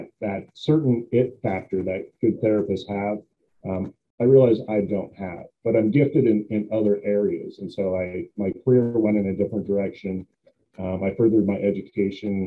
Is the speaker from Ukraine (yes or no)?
no; Billings, Montana, United States; I grew up in Montana. My hometown is Billings, Montana